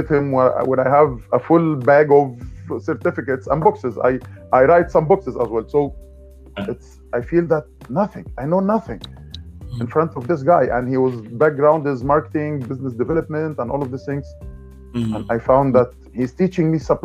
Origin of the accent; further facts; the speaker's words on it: Egypt; moved away as an adult; also born or lived in Dubai, United Arab Emirates; I came from Egypt.